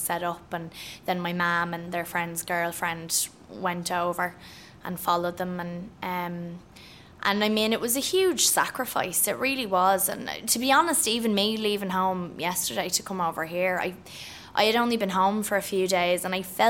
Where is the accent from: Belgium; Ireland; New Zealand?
Ireland; also born or lived in The Bronx, New York; I'm Irish